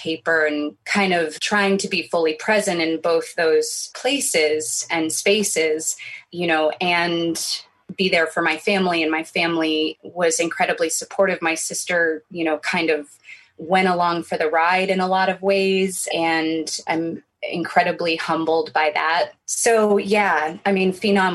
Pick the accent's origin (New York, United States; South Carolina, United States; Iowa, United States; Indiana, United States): New York, United States; New York City; I grew up in New York City